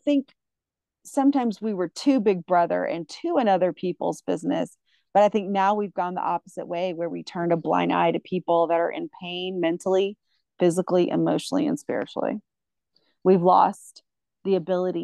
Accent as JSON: {"language": "English", "region": "the South", "country": "United States", "tie": "born or raised there", "moved": "yes", "said": "especially as a female growing up in the South"}